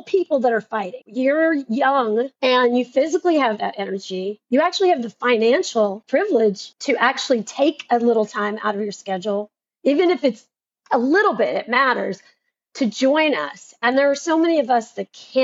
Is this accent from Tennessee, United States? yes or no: yes; Tennessee, United States; I'm from Tennessee.